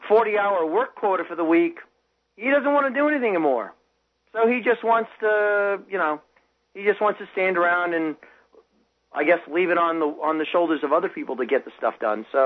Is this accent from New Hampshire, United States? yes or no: yes; New Hampshire, United States; I grew up in New Hampshire